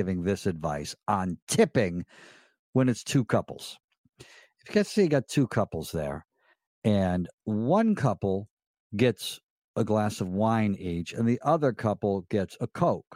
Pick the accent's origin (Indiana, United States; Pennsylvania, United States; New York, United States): New York, United States; Elmira; when I was a little boy growing up in Elmira, New York